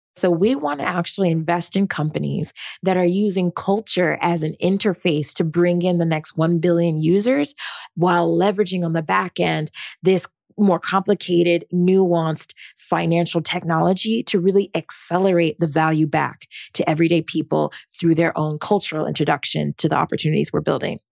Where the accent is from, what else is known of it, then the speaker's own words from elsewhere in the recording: Rancho Cucamonga, California, United States; I'm originally from Rancho Cucamonga, California.